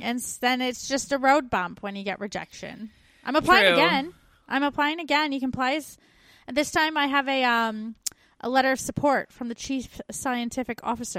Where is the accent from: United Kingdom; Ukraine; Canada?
Canada; moved away; We're two Canadian expats now living in Australia and the UK.